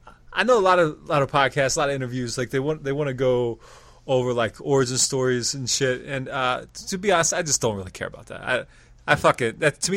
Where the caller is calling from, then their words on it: Lancaster, Pennsylvania, United States; I'm at Lancaster, Pennsylvania.